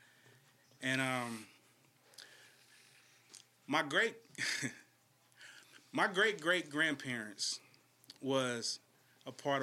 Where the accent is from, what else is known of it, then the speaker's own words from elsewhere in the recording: Shreveport, Louisiana, United States; now in Bay Area, United States; I grew up in the South